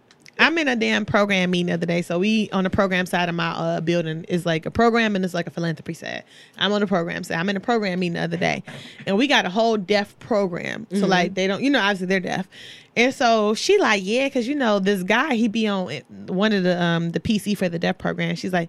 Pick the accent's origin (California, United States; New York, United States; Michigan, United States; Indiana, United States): Michigan, United States; Livonia; I'm from Livonia.